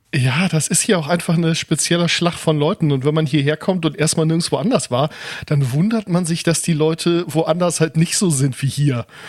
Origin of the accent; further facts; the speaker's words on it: Wilhelmshaven, Lower Saxony, Germany; ich bin hier in Wilhelmshaven geboren